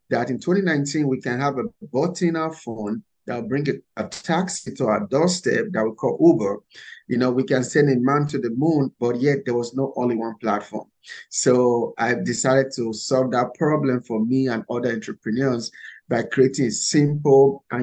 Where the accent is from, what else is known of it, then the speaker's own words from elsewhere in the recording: Nigeria; English is a second language; moved away as an adult; now in United States; So, first, I came from Nigeria a few years ago with only $100 and a suitcase of clothes. I came to America in search of the American dream.